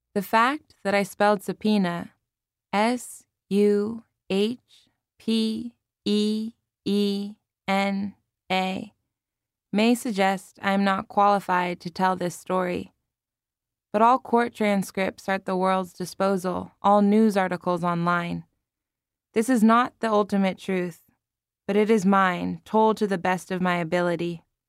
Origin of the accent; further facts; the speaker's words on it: Palo Alto, California, United States; living and working in my hometown of Palo Alto, California